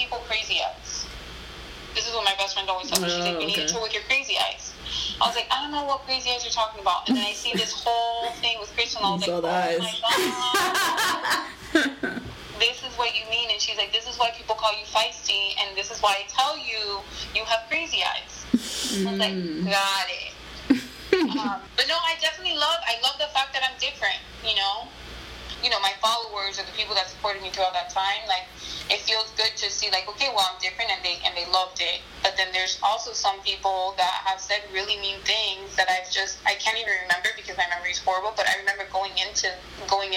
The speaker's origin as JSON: {"language": "English", "town": "Miami", "region": "Florida", "country": "United States", "said": "I came from Miami"}